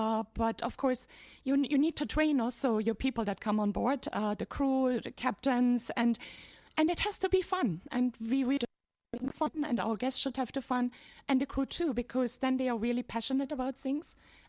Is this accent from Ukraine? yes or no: no; Dresden, Saxony, Germany; born there; English is a second language; So I was born in Dresden in the former Eastern Germany.